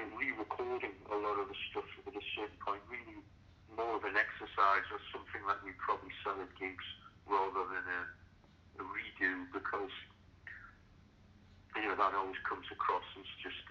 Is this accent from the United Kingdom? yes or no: yes; Newcastle upon Tyne, North East England, United Kingdom; in my hometown of Newcastle in England